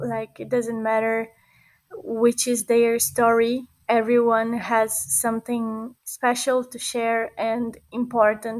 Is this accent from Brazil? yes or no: yes; Brazil; now in Barcelona, Spain; I was born and grown in Brazil. Now I live in Barcelona. I am Italo-Brazilian